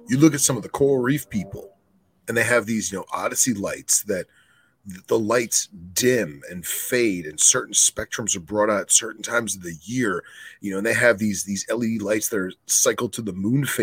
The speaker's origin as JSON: {"language": "English", "town": "Savannah", "region": "Georgia", "country": "United States", "said": "I'm from Savannah Boelens"}